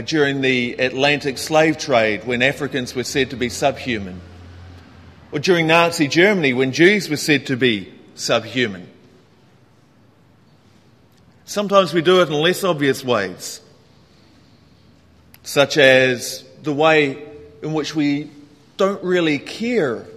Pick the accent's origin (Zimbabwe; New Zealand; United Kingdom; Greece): New Zealand; now in Hong Kong; being a New Zealander